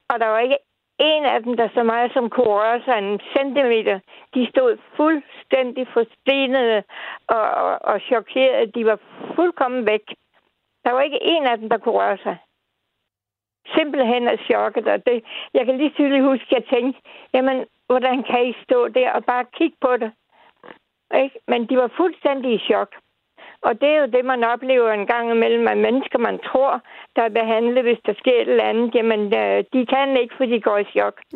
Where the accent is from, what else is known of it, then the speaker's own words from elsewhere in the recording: Odense, Southern Denmark, Denmark; vi skal en 6 år tilbage til min fødeby Odense.